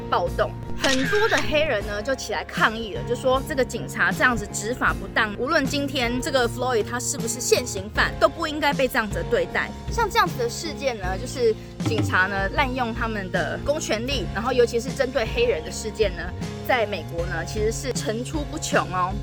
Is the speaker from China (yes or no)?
no; Taiwan; moved away as an adult; also born or lived in Russia; I'm from Taiwan， 我是台湾来的啊